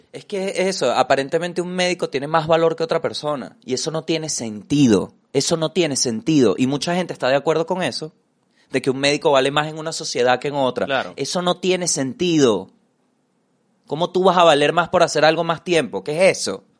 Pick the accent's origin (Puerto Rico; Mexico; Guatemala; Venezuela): Venezuela; como venezolano